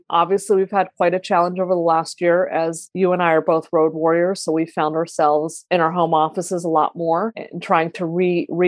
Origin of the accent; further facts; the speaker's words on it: United States; I was born in the US, but I have two siblings that were actually born in Lebanon.